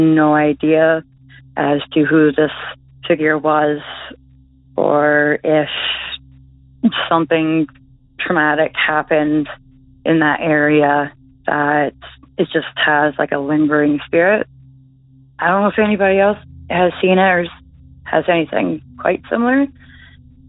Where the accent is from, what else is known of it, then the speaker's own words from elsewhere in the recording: Belleville, Ontario, Canada; my hometown